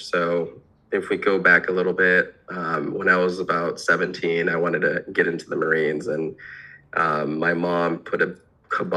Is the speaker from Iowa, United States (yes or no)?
yes; Iowa, United States; I was born in Iowa